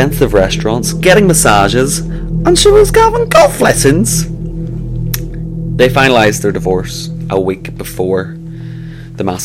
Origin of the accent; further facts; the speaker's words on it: Northern Ireland, United Kingdom; we're from Northern Ireland